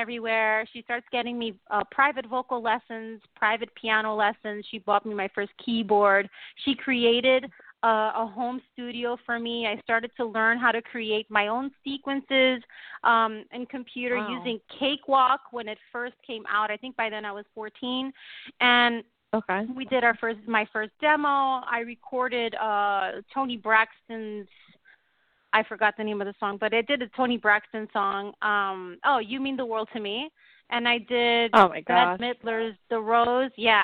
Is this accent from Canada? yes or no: no; Puerto Rico; also born or lived in New Jersey; I was born in New Jersey, but I grew up in a little island called Puerto Rico